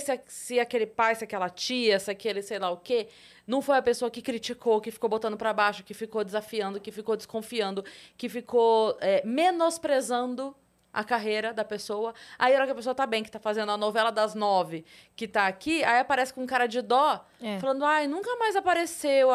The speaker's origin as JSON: {"language": "Portuguese", "town": "Sorocaba", "region": "São Paulo", "country": "Brazil", "said": "eu sou de Sorocaba."}